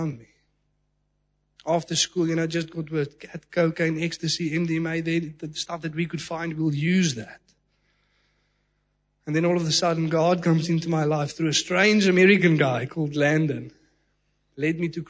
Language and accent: English; Secunda, Mpumalanga, South Africa; From a young age, you know, living in Secunda, even in primary school